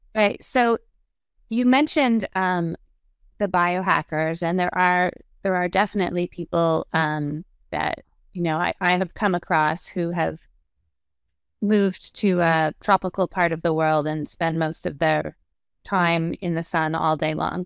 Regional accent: Canada; now in United States; I'm Canadian, but we're living in the U S

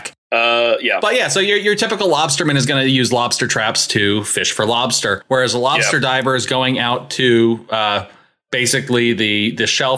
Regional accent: Maine, United States; moved away; I'm from Maine

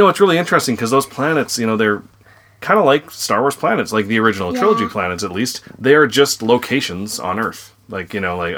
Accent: Minnesota, United States; I am from Minnesota, though. I am really from Minnesota.

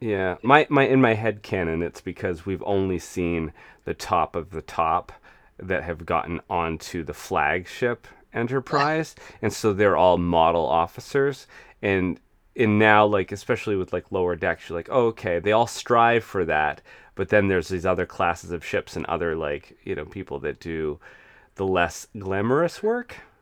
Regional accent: United States; growing up in the United States

